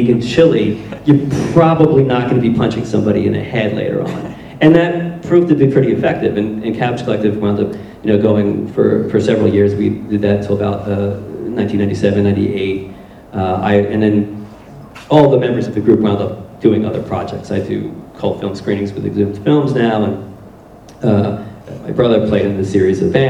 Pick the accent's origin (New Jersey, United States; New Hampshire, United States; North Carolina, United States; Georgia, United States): New Jersey, United States; Blackwood; moved away as an adult; now in Philadelphia, United States; we grew up in Blackwood, New Jersey, which is sort of a blue-collar, working-class suburb of Philadelphia